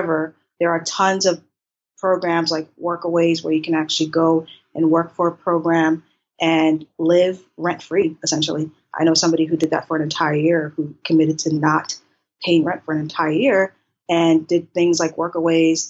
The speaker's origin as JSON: {"language": "English", "town": "Boston", "region": "Massachusetts", "country": "United States", "tie": "born or raised there", "also_born_or_lived": "Haiti / Maryland", "moved": "as an adult", "lives_now": "Thailand", "said": "I'm originally from Haiti and I grew up in Boston."}